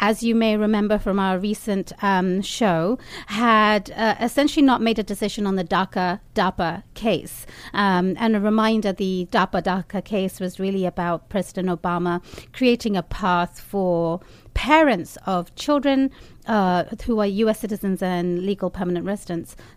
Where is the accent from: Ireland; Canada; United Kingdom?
United Kingdom; now in United States; as a Brit